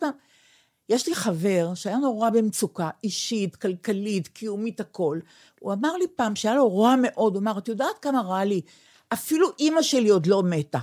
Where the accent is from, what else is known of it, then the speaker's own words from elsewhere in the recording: Israel; אני ישראלית ויהודייה